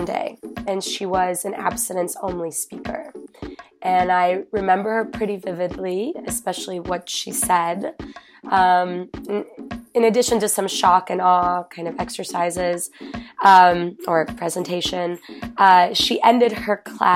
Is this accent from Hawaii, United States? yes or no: no; Chicago, Illinois, United States; moved away; I'm born and raised in Chicago.